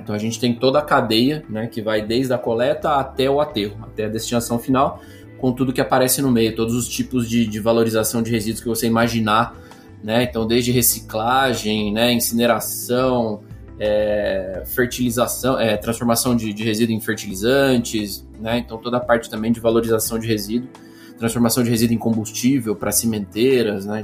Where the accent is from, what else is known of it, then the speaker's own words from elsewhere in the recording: Campinas, São Paulo, Brazil; sou nascido aqui no Brasil, nascido em Campinas